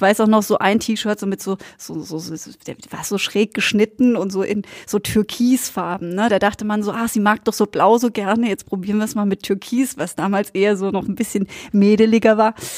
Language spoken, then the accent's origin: German; Black Forest, Baden-Württemberg, Germany; ich bin aus dem Schwarzwald.